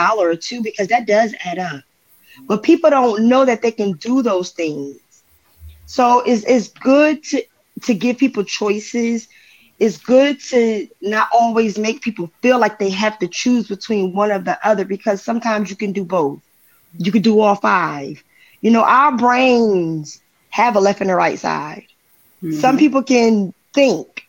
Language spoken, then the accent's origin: English; New Jersey, United States; I'm from Jersey, and sometimes a regular conversation can sound like we're arguing